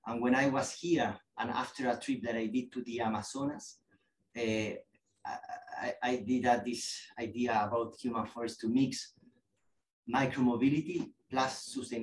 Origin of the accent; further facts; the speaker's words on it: Chile; moved away as an adult; now in London, United Kingdom; In Chile. I'm from Chile